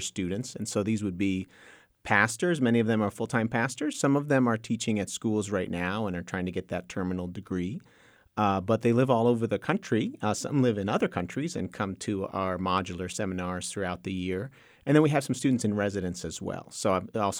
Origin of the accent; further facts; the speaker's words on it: New Jersey, United States; moved away as an adult; also born or lived in Texas; now in Waco, United States; My father immigrated from Honduras when he was 20 years old, joined the military, ended up in the Air Force, which ended up meaning that he was at an Air Force base called Andrews Air Force Base, or McGuire Air Force Base, rather, in South Jersey. So born and raised there